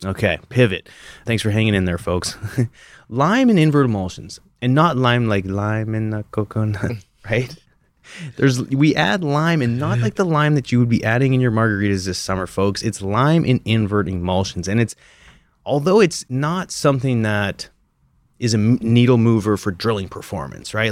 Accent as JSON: {"language": "English", "country": "Canada", "tie": "born or raised there", "moved": "yes", "said": "growing up in Canada"}